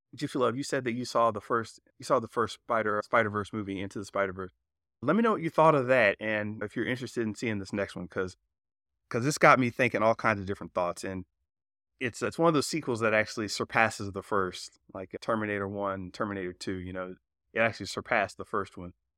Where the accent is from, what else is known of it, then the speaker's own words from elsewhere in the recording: South Georgia, North Florida, United States; now in California, United States; I grew up in North Florida, South Georgia.